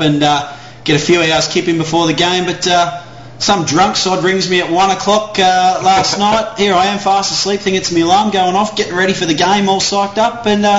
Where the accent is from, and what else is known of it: Australia